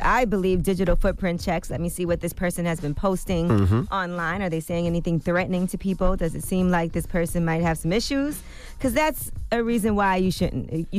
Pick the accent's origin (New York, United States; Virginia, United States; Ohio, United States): New York, United States; New York City; And he brought up growing up in New York City. I've always been very uncomfortable with guns because I'm not used to people being able to just have guns.